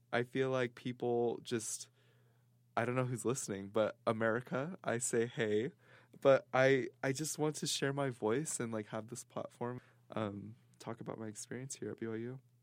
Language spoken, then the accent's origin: English; Seattle, Washington, United States; moved away as an adult; now in Provo, United States; I'm from Seattle, Washington